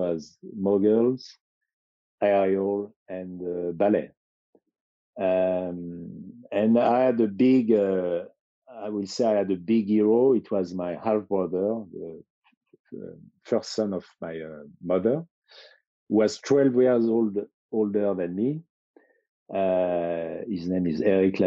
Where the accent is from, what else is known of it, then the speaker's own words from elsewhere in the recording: Chamonix, Auvergne-Rhône-Alpes, France; I grew up in Chamonix.